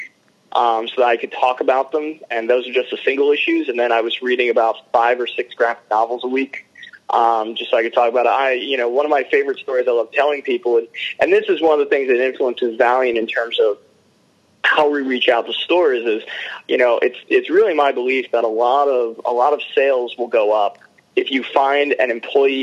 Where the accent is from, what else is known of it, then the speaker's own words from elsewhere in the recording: Philadelphia, Pennsylvania, United States; moved away as an adult; now in New York City, United States; So I grew up in Philadelphia, Pennsylvania. And then when I was 18, I moved to New York City for college